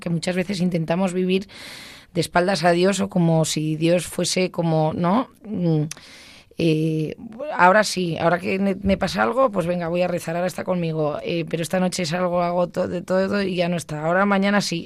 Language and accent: Spanish; Basque Country, Spain; como buena vasca